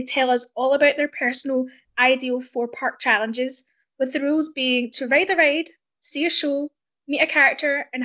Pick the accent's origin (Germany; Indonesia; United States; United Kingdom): United Kingdom; Scotland; accent: Scottish; my accent is from north of the border